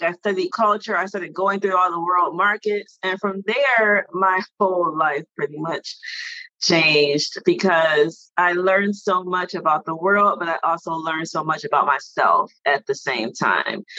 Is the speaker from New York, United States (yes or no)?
no; Detroit, Michigan, United States; moved away as an adult; also born or lived in Washington, D.C.; I grew up in Detroit, Michigan, and Detroit is a predominantly all black city